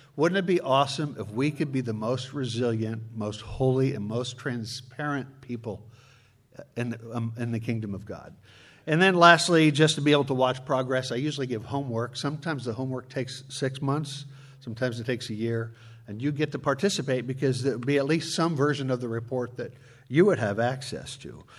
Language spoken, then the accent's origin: English; Chicago, Illinois, United States; I'm from Chicago.